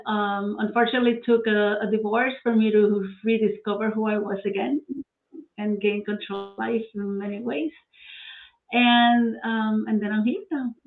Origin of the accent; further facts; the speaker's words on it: Puerto Rico; moved away as an adult; now in Florida, United States; I'm from Puerto Rico. I was born and, and raised there